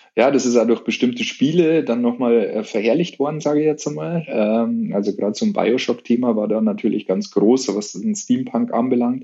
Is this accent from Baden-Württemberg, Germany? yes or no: no; Munich, Bavaria, Germany; bei uns in München